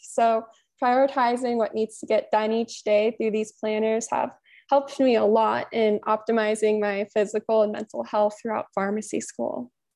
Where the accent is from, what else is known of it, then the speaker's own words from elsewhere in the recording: Olympia, Washington, United States; I was born and raised in Olympia, Washington, which is on the west side of Washington, just south of Seattle, until I graduated from high school.